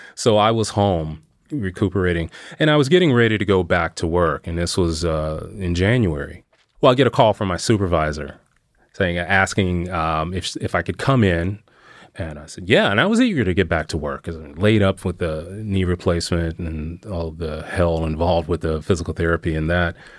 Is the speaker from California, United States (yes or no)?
no; Missouri, United States; moved away as an adult; I did eventually end up back in my hometown in Missouri.